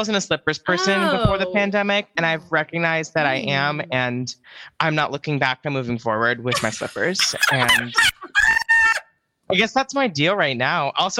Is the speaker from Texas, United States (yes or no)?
no; South Bay, California, United States; I was born in Northern California, raised in the South Bay area, which is easier to say San Francisco sometimes, but it's an hour from San Francisco.